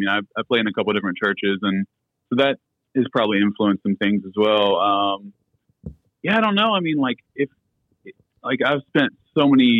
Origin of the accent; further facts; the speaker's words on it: Huntington, West Virginia, United States; I'm from Huntington, West Virginia.